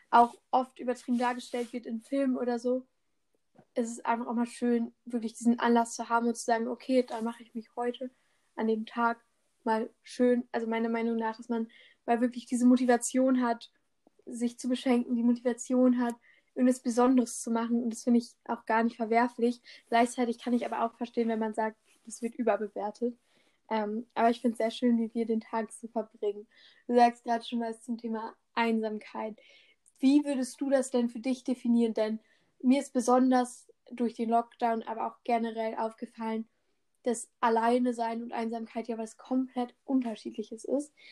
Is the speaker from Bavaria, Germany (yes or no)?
no; Dortmund, North Rhine-Westphalia, Germany; Ich komme aus Dortmund, Kreuzviertel, der beste Teil der Stadt.